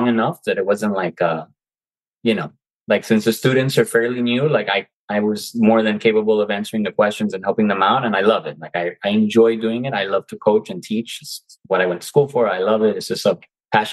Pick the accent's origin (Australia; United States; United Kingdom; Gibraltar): United States; I was born in the United States, but my family's Cuban. I was raised, my mom taught me both languages.